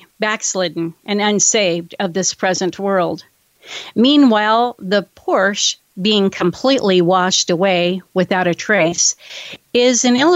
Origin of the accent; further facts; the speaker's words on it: California, United States; my home state of California.